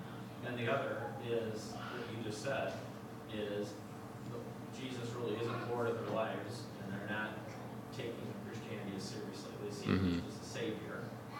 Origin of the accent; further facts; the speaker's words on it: Chicago, Illinois, United States; I grew up in Chicago